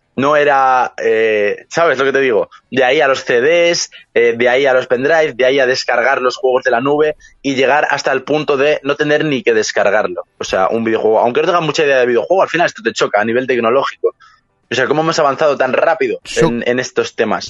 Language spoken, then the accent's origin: Spanish; Madrid, Community of Madrid, Spain; yo soy de Madrid, España